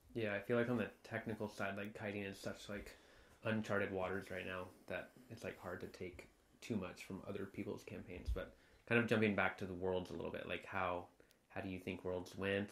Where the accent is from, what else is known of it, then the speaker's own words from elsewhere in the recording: Santa Barbara, California, United States; growing up in Santa Barbara